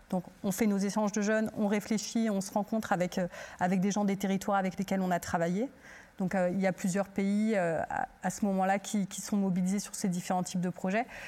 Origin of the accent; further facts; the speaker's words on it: Turkey; now in France; je suis originaire de Turquie